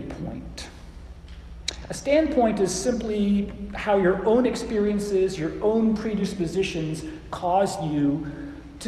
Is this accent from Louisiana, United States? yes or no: no; Phoenix, Arizona, United States; now in Oklahoma City, United States; I was raised in Phoenix, Arizona